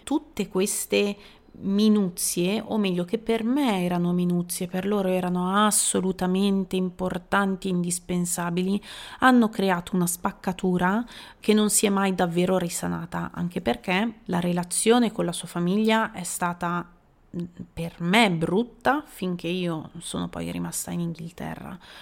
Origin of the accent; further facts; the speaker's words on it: Italy; moved away as an adult; also born or lived in England; delle persone del mio paese